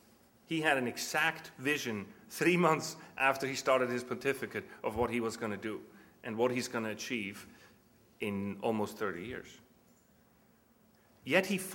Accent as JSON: {"language": "English", "country": "Switzerland", "tie": "born or raised there", "moved": "as an adult", "said": "I grew up in Switzerland, which is a little Germanic."}